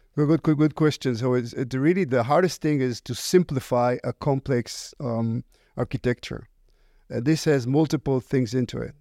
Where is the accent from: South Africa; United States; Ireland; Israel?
Israel; English is a second language; moved away; originally I was born in Israel. Uh, you can probably hear it by, from my accent.